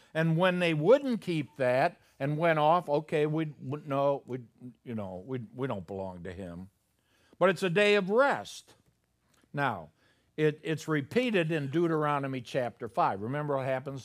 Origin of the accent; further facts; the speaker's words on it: Chicago, Illinois, United States; moved away; I'm from Chicago